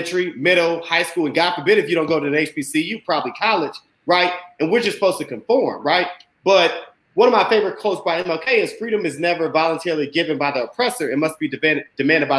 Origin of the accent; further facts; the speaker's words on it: Indiana, United States; I'm from Indiana